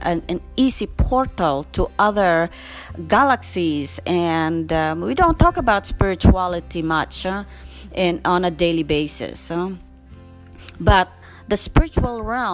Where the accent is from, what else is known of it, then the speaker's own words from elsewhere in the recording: Philippines; I come from the Philippines